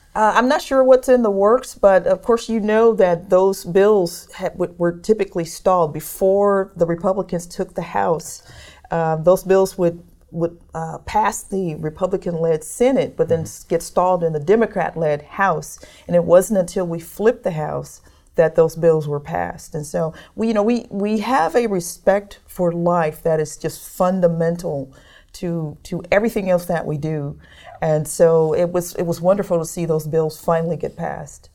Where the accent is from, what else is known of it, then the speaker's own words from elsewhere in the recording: Detroit, Michigan, United States; now in Kentucky, United States; I was growing up in Detroit